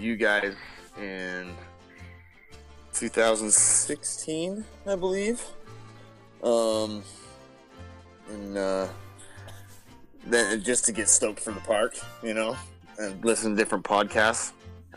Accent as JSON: {"language": "English", "town": "Salt Lake City", "region": "Utah", "country": "United States", "said": "I'm from Salt Lake City, Utah"}